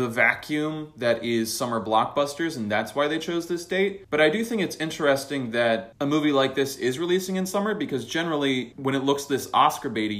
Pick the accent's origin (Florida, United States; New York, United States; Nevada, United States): Florida, United States; being from Florida